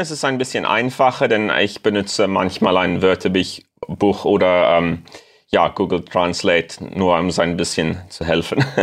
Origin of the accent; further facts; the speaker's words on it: Cape Town, Western Cape, South Africa; German is a second language; komme aus Kapstadt, Südafrika. Und äh, ja, ich lerne gerade Deutsch als Hobby